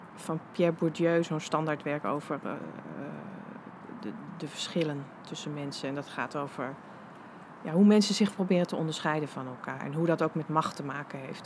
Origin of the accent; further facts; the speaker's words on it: Wageningen, Gelderland, Netherlands; moved away; op een soort linkse middelbare school in Wageningen